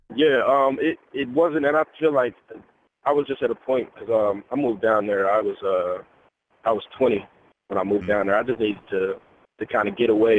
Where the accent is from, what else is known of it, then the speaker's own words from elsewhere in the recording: Kansas City, Missouri, United States; It's where I'm from. I'm from Kansas City.